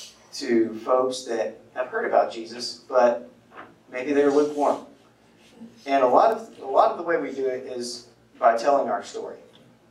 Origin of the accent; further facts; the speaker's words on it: Livingston, Texas, United States; moved away; I'm from Livingston, East Texas